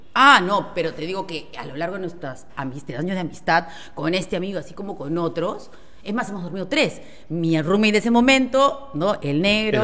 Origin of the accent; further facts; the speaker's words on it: Peru; somos los peruanos